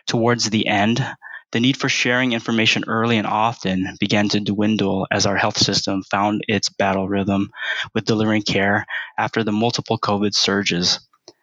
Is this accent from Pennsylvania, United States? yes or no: no; Vallejo, California, United States; first language Tagalog; also born or lived in Philippines / Washington, D.C.; When I was 10, we moved to Vallejo, California for my mom's job. And growing up in the Bay Area at that time was really great